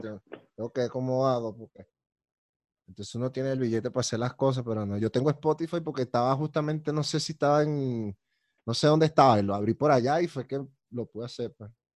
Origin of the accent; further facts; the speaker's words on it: Caracas, Capital District, Venezuela; yo soy muy caraqueño también